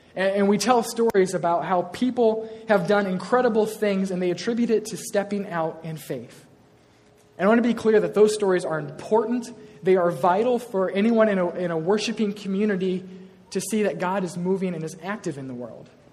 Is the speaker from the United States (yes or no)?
yes; Iowa, United States; I am from Iowa. I was born and raised on a farm, proud of this.